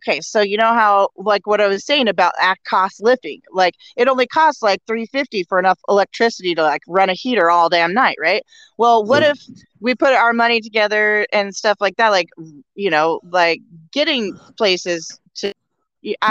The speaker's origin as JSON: {"language": "English", "region": "Oregon", "country": "United States", "said": "I am from Oregon. I'm in Oregon"}